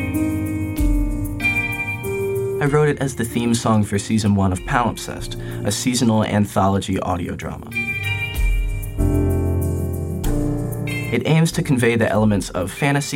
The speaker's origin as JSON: {"language": "English", "town": "Asheville", "region": "North Carolina", "country": "United States", "tie": "born or raised there", "said": "my hometown of Asheville"}